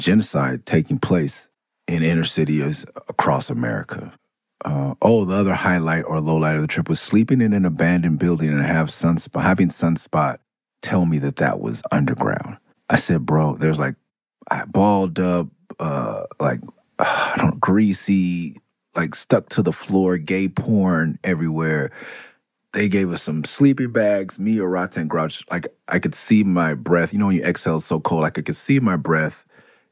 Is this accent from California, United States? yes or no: yes; Southern California, United States; being a Californian, Southern California